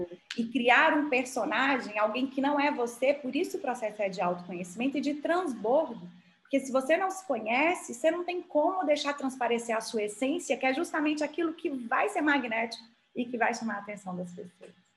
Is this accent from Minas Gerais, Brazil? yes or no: yes; Montes Claros, Minas Gerais, Brazil; moved away as an adult; also born or lived in Belo Horizonte; saí de Montes Claros, estudei em Belo Horizonte